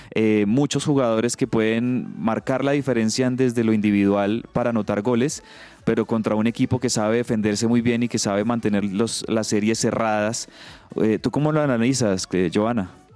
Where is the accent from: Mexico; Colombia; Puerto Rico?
Colombia; como colombiano